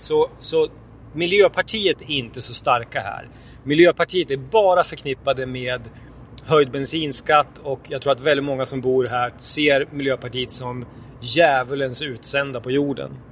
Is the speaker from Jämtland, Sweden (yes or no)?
yes; Jämtland, Sweden; jag är ju från Jämtland, eller uppvuxen här i alla fall